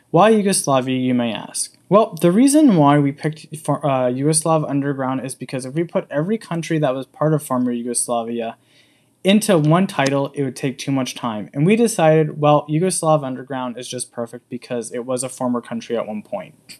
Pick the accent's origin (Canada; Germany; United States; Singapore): Canada; accent: English; moved away as an adult; now in Slovenia; I am actually from the bit, small country of Canada and moved to Slovenia five years ago